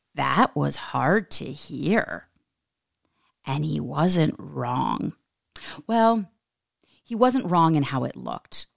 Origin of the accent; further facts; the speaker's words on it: United States; we are raised in this American society